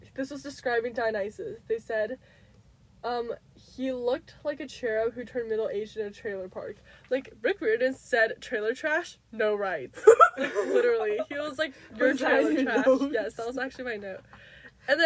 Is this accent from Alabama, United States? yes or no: no; California, United States; speaking as a Californian myself